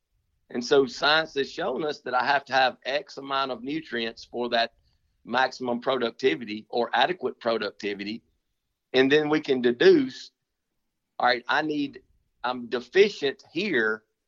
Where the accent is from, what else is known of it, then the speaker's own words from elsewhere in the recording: United States; I remember when I was a kid growing up in Panola County, my number one trick during bow season